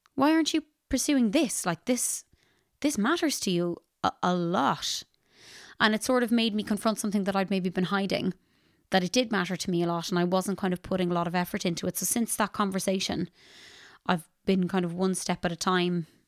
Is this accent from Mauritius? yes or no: no; Ballinasloe, Connacht, Ireland; I am a musician from Ballinasloe, County Galway in Ireland.